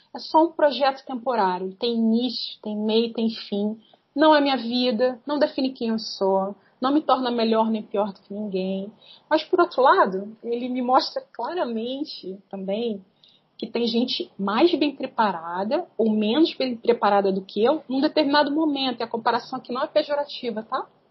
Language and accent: Portuguese; Rio de Janeiro, Brazil; now in Nova Friburgo, Brazil; Dos 5 aos 11 anos eu morei no Morro da Formiga, uma favela do Rio de Janeiro, foi é a cidade onde eu nasci.